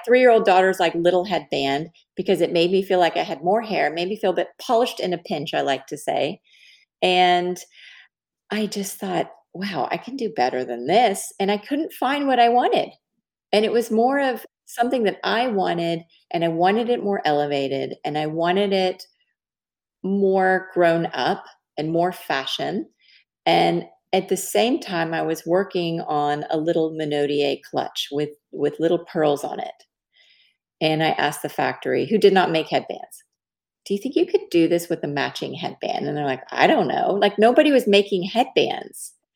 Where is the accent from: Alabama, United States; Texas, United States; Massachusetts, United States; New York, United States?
Texas, United States; Dallas; I'm from Dallas